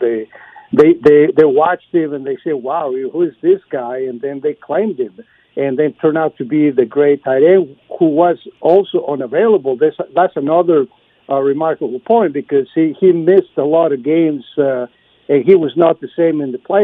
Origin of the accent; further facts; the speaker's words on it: Torreón, Coahuila, Mexico; now in Austin, United States; my hometown in Mexico